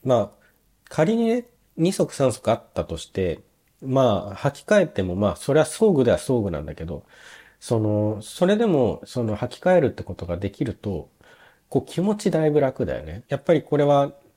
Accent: Nagoya, Aichi, Japan; moved away as an adult; now in Germany; 僕名古屋の出身なんですけど

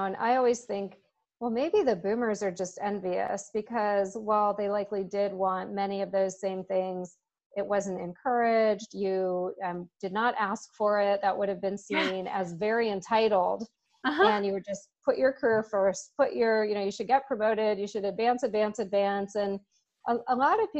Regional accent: Seattle, Washington, United States; also born or lived in New York City / San Diego; I'm a native Seattleite. As you said, I grew up on Capitol Hill

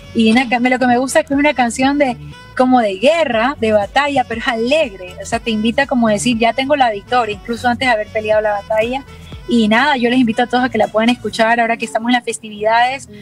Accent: Ecuador; yo soy ecuatoriana

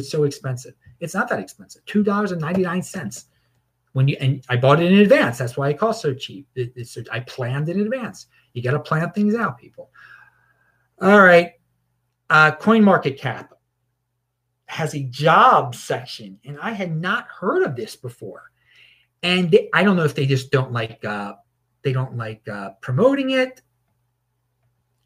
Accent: United States

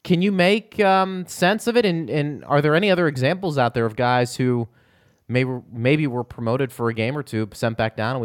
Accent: Pittsburgh, Pennsylvania, United States; back in the day growing up in Pittsburgh

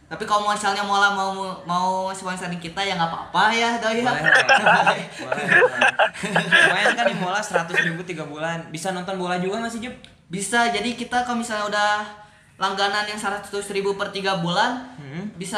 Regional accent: Bandung, West Java, Indonesia; karena kita orang Bandung ya

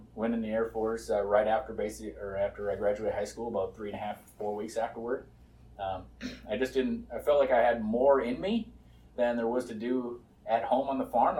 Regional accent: North Dakota, United States; I was born and raised in North Dakota, so just a small town kid.

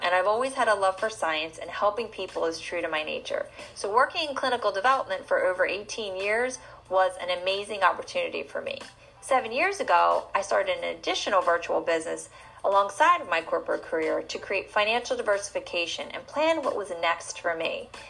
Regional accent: New Jersey, United States; born or raised there

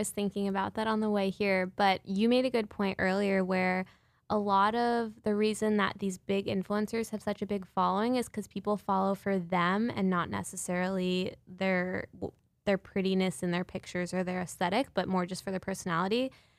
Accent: Connecticut, United States; moved away as an adult; now in New York, United States; I grew up in Connecticut.

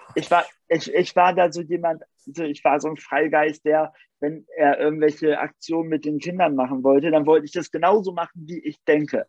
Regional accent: Nienburg, Germany; bei uns in Nienburg

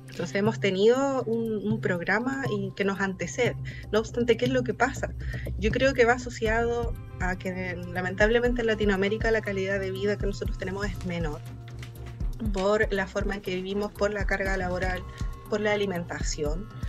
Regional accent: Chile; nosotros como chilenos

